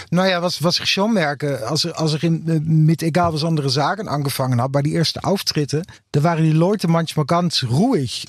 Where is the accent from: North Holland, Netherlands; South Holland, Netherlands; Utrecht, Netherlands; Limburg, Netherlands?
Utrecht, Netherlands; German is a second language; in Utrecht, meine Heimatstadt